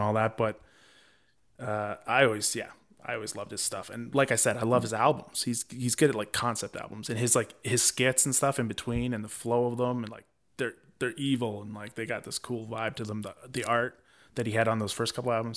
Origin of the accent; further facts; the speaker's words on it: Vancouver, British Columbia, Canada; I was from Vancouver